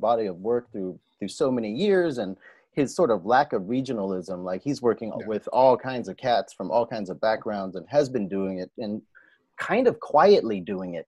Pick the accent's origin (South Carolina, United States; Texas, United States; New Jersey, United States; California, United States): California, United States; the Bay Area; we're from the Bay